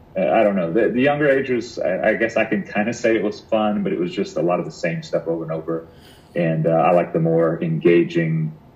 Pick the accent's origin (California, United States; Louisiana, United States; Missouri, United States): Louisiana, United States; I think that was new for me because I grew up in Louisiana